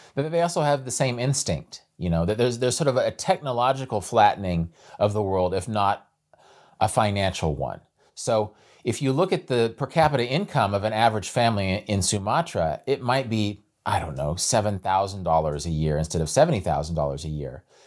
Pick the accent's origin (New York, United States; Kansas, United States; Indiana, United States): Kansas, United States; I'm from Kansas